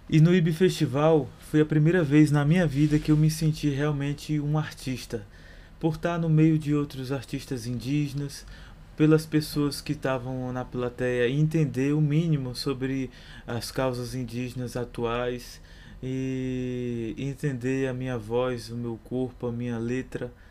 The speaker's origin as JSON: {"language": "Portuguese", "region": "Bahia", "country": "Brazil", "lives_now": "São Paulo, Brazil", "said": "Como eu vim da Bahia já com um clipe gravado, porém não lançado, é, a gente fez essa ponte de lançar o clipe juntamente com o financiamento coletivo"}